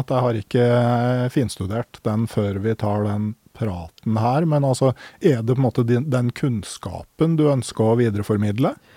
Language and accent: Norwegian; Gausdal, Innlandet, Norway; som i Gausdal, der jeg kommer fra